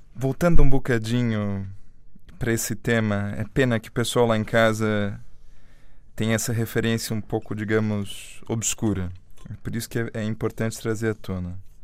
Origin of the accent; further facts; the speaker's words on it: Brazil; como brasileira